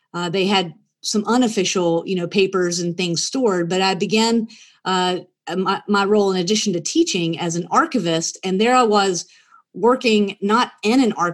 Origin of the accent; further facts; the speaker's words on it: Rome, Georgia, United States; I grew up in Rome, Georgia, which is a town that I always say is halfway between Chattanooga and Atlanta